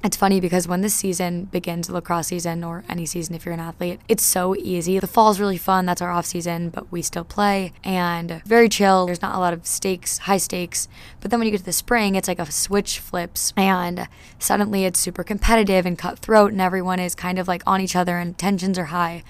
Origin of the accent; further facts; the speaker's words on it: New Jersey, United States; now in Nashville, United States; I'm from New Jersey